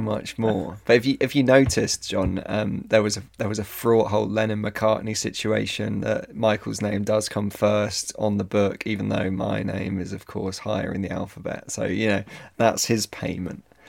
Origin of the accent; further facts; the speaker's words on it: Ireland; I'm Irish